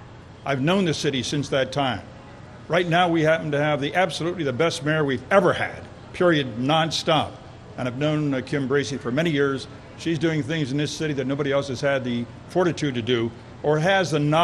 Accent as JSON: {"language": "English", "town": "York", "region": "Pennsylvania", "country": "United States", "tie": "born or raised there"}